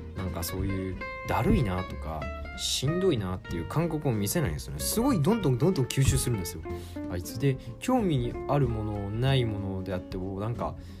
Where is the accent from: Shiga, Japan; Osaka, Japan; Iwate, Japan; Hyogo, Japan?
Hyogo, Japan; 地元の市議やってで兵庫県出身なので